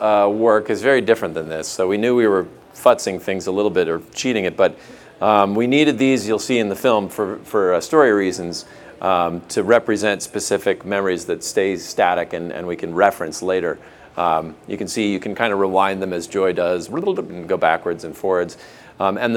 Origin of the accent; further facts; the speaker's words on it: Minnesota, United States; I'm from Minnesota